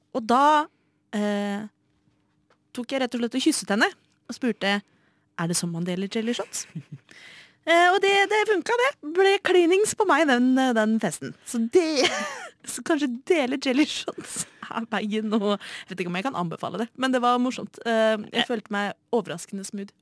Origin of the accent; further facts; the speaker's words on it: Oslo, Norway; født og oppvokst i Oslo